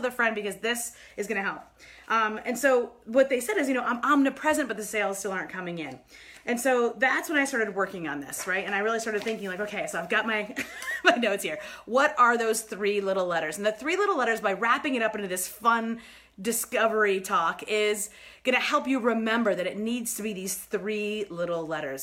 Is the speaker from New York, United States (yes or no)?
yes; New York, United States; moved away; I'm from New York originally